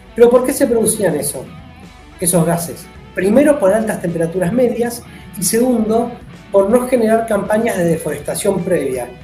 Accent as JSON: {"language": "Spanish", "region": "Neuquén", "country": "Argentina", "tie": "born or raised there", "said": "yo soy nacido en Neuquén, nos vivimos en Neuquén"}